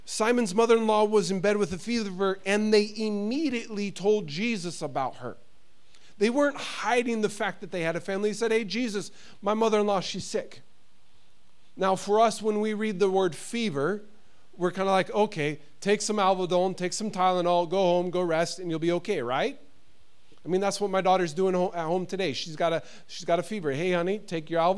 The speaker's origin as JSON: {"language": "English", "country": "United States", "moved": "as an adult", "lives_now": "Sweden", "said": "being an American living here in Sweden, I've been here 7 years, it still is hard, the fact that my family is in the United States."}